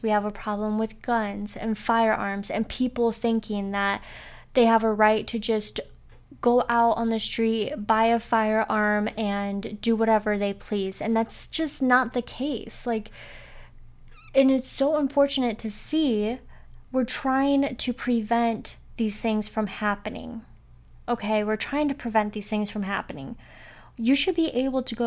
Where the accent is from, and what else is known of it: Northwest Ohio, United States; born or raised there